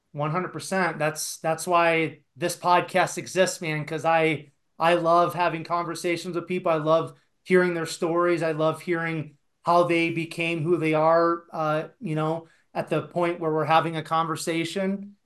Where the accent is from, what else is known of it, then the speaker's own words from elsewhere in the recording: Iowa, United States; now in Colorado, United States; I actually grew up in Iowa in a very small town